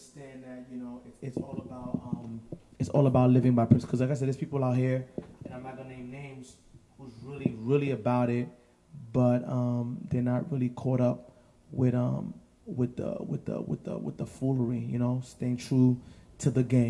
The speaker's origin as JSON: {"language": "English", "town": "New York City", "region": "New York", "country": "United States", "said": "I'm from the Heights, but I rep the 9 too"}